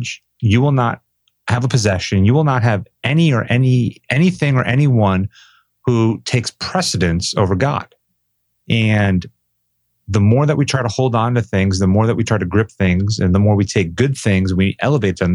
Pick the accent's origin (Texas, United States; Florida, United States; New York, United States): Florida, United States; Boca Raton; I grew up in South Florida down in Boca Raton, just a few miles from the beach